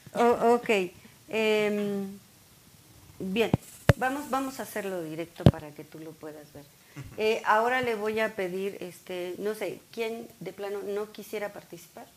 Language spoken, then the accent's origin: Spanish; Mexico; nosotros como mexicanos